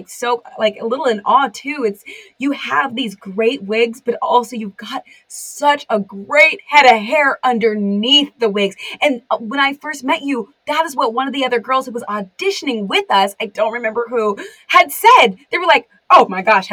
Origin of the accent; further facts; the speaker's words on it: California, United States; I'm from California